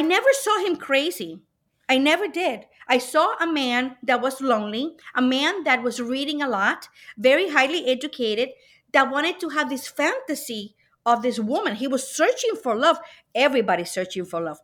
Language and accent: English; Puerto Rico; now in Cleveland, United States; I was born and brought up in Puerto Rico